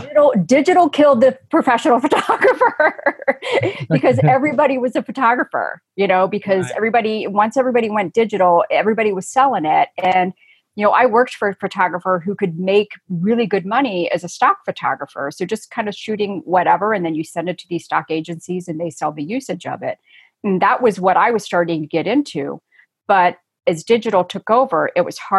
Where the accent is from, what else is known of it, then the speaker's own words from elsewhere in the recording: Cincinnati, Ohio, United States; moved away as an adult; also born or lived in Colorado; I'm from Cincinnati, Ohio, which is where I am now.